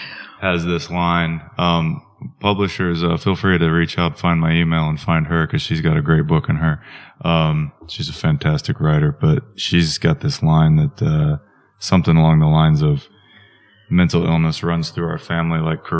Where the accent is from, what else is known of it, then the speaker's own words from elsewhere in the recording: Wichita, Kansas, United States; Wichita, Kansas, which is not a small town. It's not a big city. It's about 350,000 population.